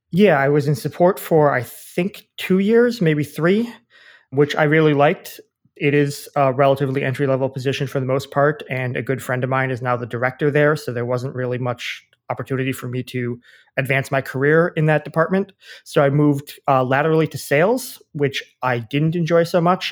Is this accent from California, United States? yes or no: no; Wisconsin, United States; moved away as an adult; also born or lived in Washington, D.C.; I grew up in Wisconsin